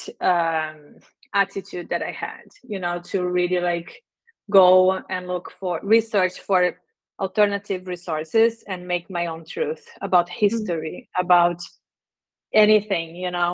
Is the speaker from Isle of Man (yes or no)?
no; Brazil; English is a second language; moved away as an adult; also born or lived in Dublin, Ireland / Ottawa, Canada; now in Canada; I grew up in Brazil most of my life, full high school until university.